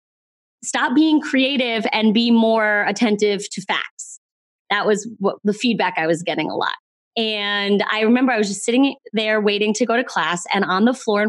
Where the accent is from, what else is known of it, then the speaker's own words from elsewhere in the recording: East Coast, United States; I'm from the East Coast